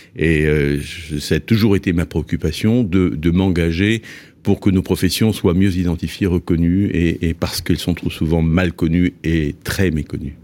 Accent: Nantes, Pays de la Loire, France; je suis nantais

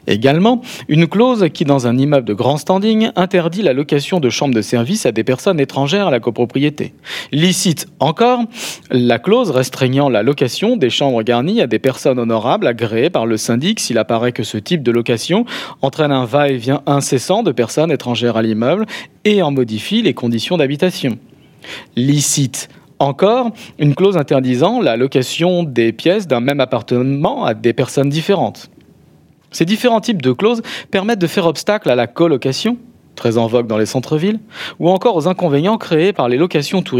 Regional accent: Béziers, Occitania, France; vous êtes de Limoges, moi je suis de Béziers, hein, vous en parlez.

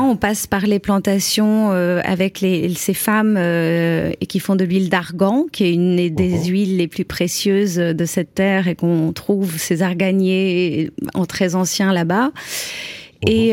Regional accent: France; nous, en tant que Français

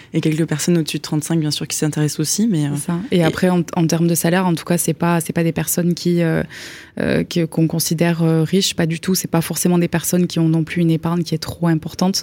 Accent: Perpignan, Occitania, France; also born or lived in Belgium / Toulouse; on a déménagé en France quand moi j'avais 6 ans et Val 8 ans. Donc euh, après, on a grandi à Perpignan

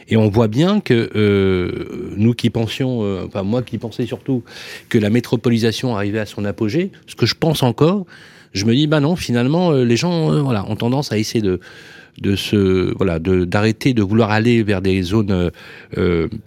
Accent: Lyon, Auvergne-Rhône-Alpes, France; moi je suis né à Lyon.

